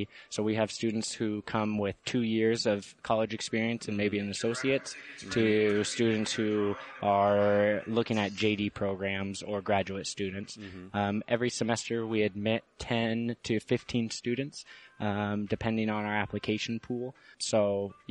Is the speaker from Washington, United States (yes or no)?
yes; Auburn, Washington, United States; moved away as an adult; now in Washington, D.C., United States; I grew up in Auburn, Washington, and on the Muckleshoot Reservation